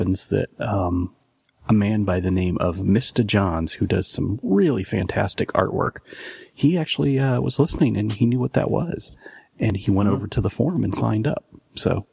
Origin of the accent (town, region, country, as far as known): Canada; born or raised there; moved away